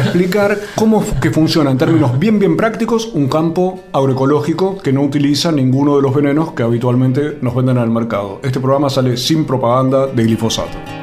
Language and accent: Spanish; Buenos Aires, Argentina; yo, porteño, urbano